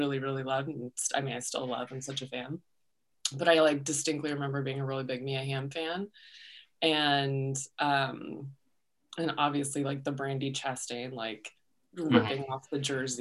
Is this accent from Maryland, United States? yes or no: no; Tucson, Arizona, United States; I'm born and raised in Tucson